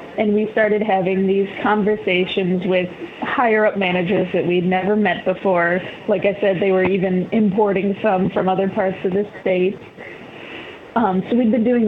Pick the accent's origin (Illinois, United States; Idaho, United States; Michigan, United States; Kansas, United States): Illinois, United States; Chicago; moved away as an adult; also born or lived in Northern California; now in Eugene, United States; I grew up in Chicago. I lived there for 25 years.